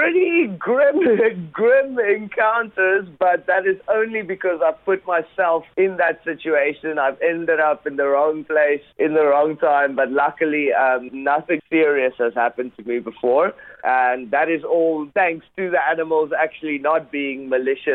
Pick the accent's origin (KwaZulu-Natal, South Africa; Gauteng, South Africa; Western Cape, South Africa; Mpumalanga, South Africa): Western Cape, South Africa; Gansbaai; my hometown, which is Gansbaai, and it's actually the capital of great white sharks in the world. It's about 2 hours away from Cape Town. In South Africa.